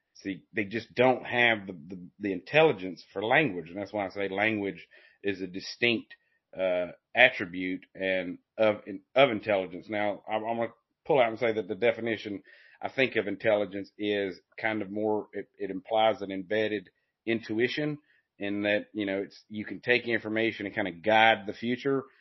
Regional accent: Appalachian foothills, United States; I'm from the Appalachian foothills

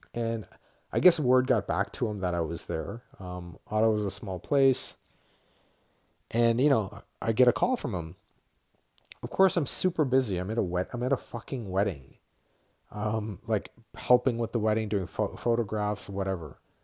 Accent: Ottawa, Ontario, Canada; moved away as an adult; also born or lived in Toronto; I grew up in Ottawa

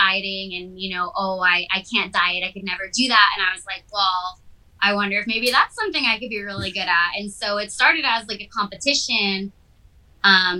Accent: Massachusetts, United States; also born or lived in California; now in Redondo Beach, United States; I lived on the East Coast, so I'm from Massachusetts

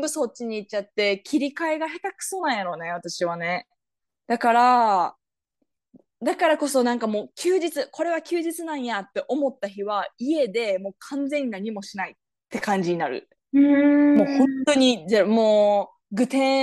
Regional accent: Japan; moved away as an adult; 日本育ちの私たち

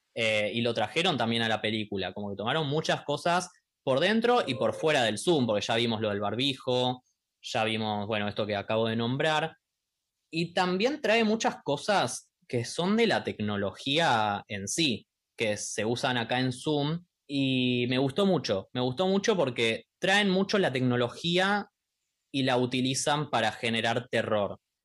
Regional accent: Argentina; nosotros somos de Argentina

